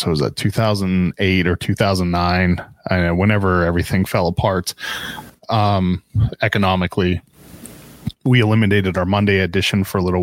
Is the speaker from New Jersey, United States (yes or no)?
no; Pittsburgh, Pennsylvania, United States; moved away; I grew up in Pittsburgh